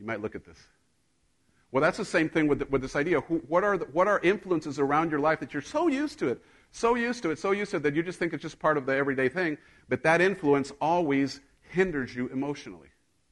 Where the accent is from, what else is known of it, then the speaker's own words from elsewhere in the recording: Mexico; moved away; I grew up in Mexico